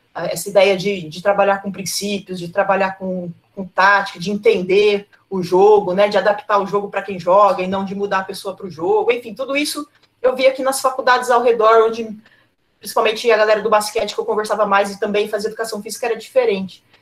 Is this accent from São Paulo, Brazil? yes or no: yes; Cosmópolis, São Paulo, Brazil; eu sou de Cosmópolis e eu morava lá